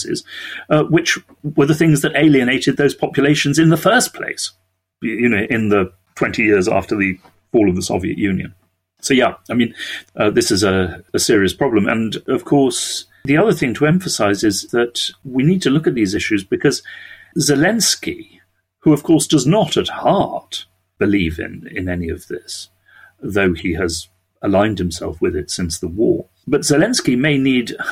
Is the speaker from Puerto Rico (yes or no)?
no; United Kingdom; we are British